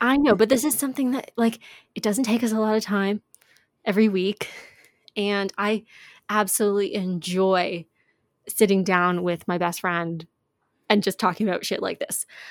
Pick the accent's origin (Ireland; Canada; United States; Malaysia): Canada; we're from Canada